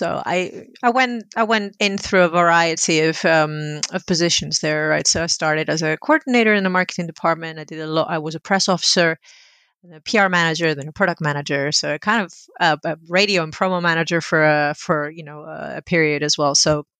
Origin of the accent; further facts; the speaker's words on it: Greece; So when I was growing up in Greece in the 80s, video games were a very male hobby.